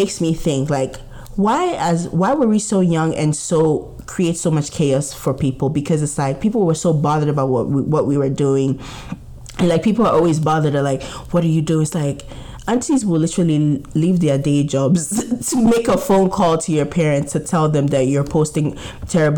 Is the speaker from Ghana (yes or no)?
yes; Ghana; growing up as a Ghanaian